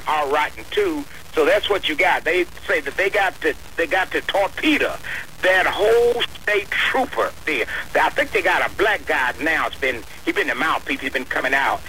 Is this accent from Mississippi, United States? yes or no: yes; northern Mississippi, United States; moved away; I go back down into my home state of Mississippi, northern Mississippi